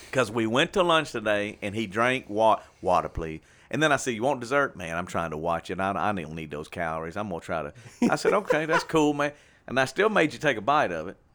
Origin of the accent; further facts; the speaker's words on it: Shreveport, Louisiana, United States; we grew up in Warner Park, all right, Warner Park neighborhood